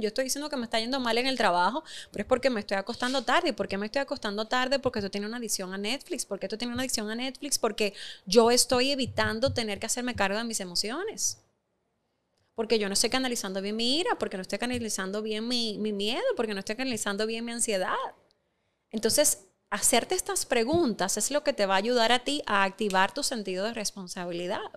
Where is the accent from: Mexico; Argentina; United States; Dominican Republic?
Dominican Republic; tú y yo lo sabemos como dominicanos